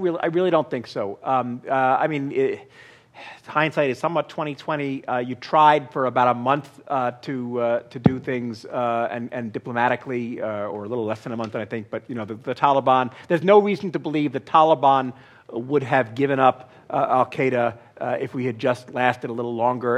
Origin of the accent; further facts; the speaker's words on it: New York, United States; my hometown